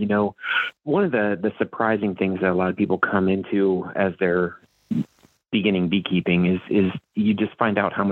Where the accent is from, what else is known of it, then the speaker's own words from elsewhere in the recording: central Ohio, United States; moved away as an adult; also born or lived in Kentucky; now in Iowa, United States; I grew up in the country in central Ohio